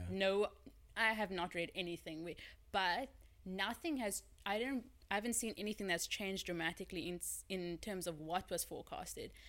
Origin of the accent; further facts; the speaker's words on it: Cape Town, Western Cape, South Africa; I'm from Cape Town, born and raised, as I always say.